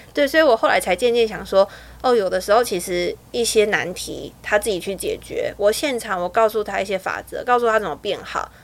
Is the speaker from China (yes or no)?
no; Taiwan; 我是台湾的极简主义者